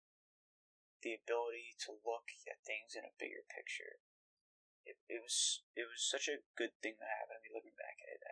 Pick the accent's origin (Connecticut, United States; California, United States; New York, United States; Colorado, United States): New York, United States; I'm from New York